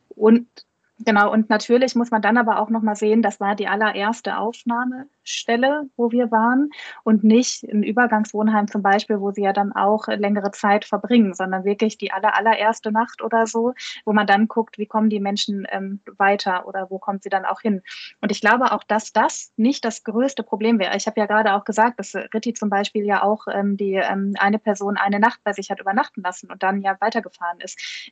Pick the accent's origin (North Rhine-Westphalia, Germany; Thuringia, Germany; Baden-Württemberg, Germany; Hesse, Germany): North Rhine-Westphalia, Germany; Ruhr area; hier bei uns im Ruhrgebiet